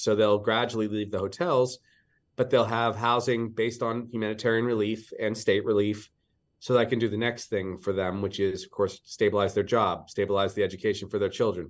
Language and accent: English; Pittsburgh, Pennsylvania, United States; moved away as an adult; now in Hawaii, United States; I grew up in the East. I, uh, was a Pittsburgh kid